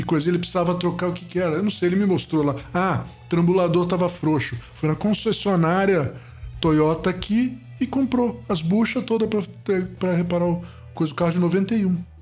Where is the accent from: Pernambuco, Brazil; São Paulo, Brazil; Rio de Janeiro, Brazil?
Rio de Janeiro, Brazil; Niterói; quando eu era moleque, em Niterói, no Rio de Janeiro